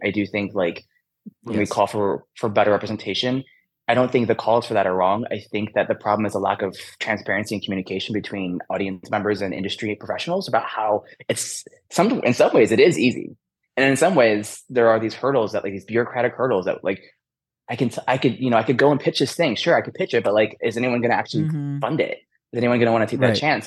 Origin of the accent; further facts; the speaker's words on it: Michigan, United States; I grew up in Michigan